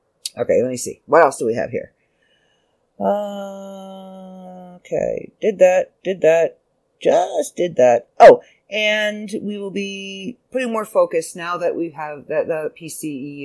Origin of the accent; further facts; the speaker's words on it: Canada; I'm Canadian